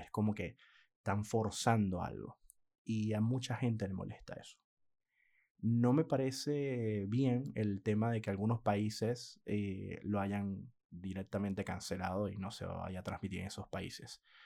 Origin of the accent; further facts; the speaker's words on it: Venezuela; moved away as an adult; now in Argentina; Yo que soy venezolano, aunque ya no vivo en Venezuela desde hace muchos años